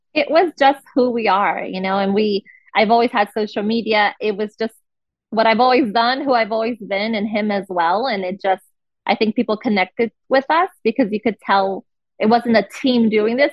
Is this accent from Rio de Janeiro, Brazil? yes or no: yes; Rio de Janeiro, Brazil; also born or lived in Brasília, Brazil; now in United States; I'm from Rio, but I've lived in in the, in the capital for for several years.